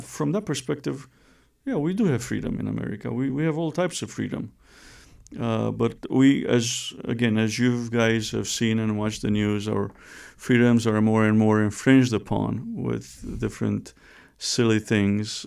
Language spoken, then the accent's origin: English; Romania; moved away; I was born and raised in Romania